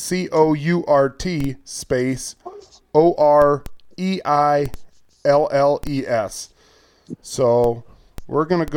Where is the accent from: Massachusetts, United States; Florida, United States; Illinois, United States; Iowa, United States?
Iowa, United States; I'm from Iowa.